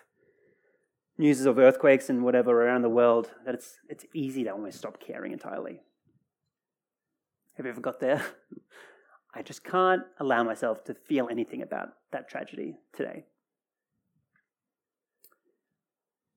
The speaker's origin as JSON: {"language": "English", "country": "Australia", "said": "Australia's my home, well and truly"}